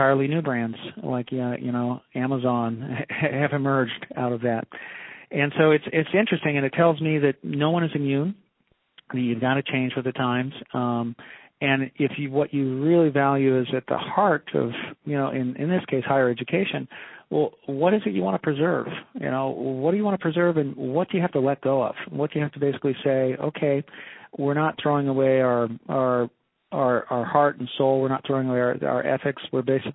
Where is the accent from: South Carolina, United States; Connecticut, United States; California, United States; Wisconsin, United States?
California, United States; outside Silicon Valley; I grew up outside the Silicon Valley